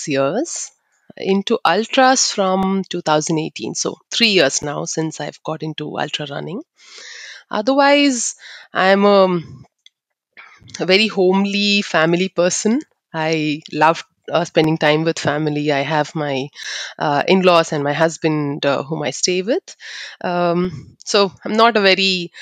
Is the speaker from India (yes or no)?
yes; Bangalore, Karnataka, India; I'm from Bangalore. I was born and brought up in Bangalore, but I'm from the Malnad region of Sagar and Sirsi. That's where my parents are from